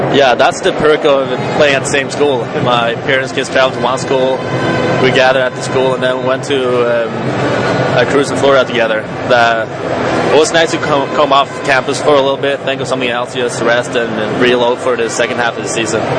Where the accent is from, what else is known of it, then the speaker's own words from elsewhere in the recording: Malmö, Skåne, Sweden; now in Boston, United States; in my hometown, it's actually soccer. That's the biggest sport. We have the best um, soccer team in Sweden, where I'm from